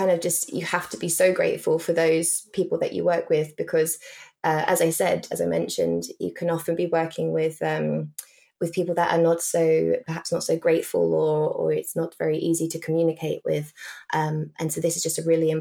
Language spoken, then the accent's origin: English; England, United Kingdom; as we say in England